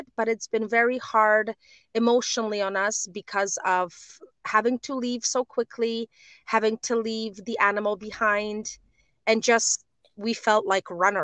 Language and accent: English; Warsaw, Masovian Voivodeship, Poland; moved away as an adult; also born or lived in Uzbekistan / China / Konstancin; I am a woman from Poland, born and raised in Warsaw